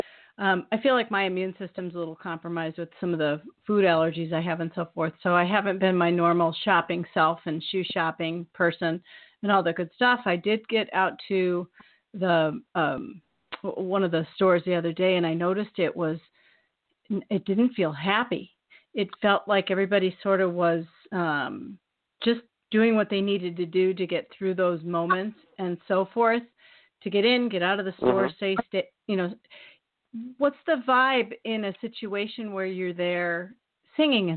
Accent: Bettendorf, Iowa, United States; I was raised in Iowa. The Quad Cities is where I'm from

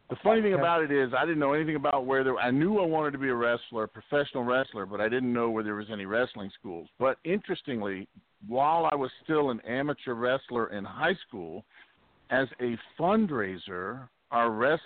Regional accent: Miami, Florida, United States; also born or lived in California; Yeah, I grew up in Miami, Florida. I mean, I was born in California, but I grew up the majority of my life. I grew up in Miami, Florida

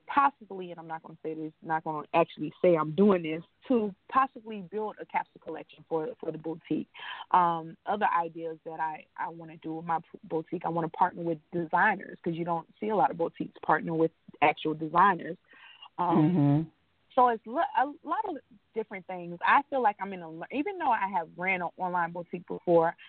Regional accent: Ocala, Florida, United States; born or raised there

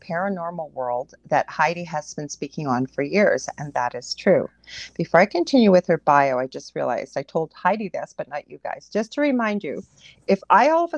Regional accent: Canada; I'm a Canadian clairvoyant medium

